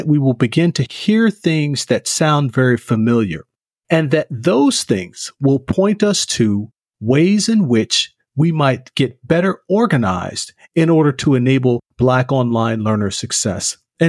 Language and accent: English; the South, United States; I'm originally from the South.